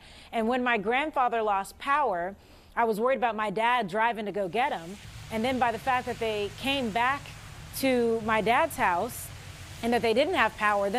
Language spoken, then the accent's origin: English; Dallas, Texas, United States; now in Philadelphia, United States; Of course, I was born and raised in Dallas, but being here in Philly, you get used to snow.